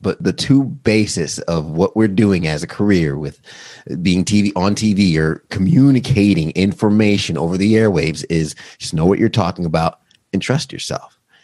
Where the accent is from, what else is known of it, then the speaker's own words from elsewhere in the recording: Long Island, New York, United States; I'm from New York. I grew up in, Long Island.